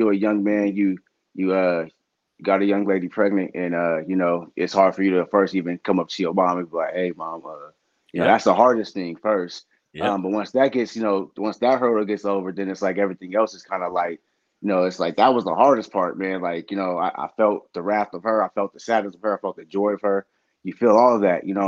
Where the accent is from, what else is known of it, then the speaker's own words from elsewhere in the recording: Sacramento, California, United States; growing up in South Sac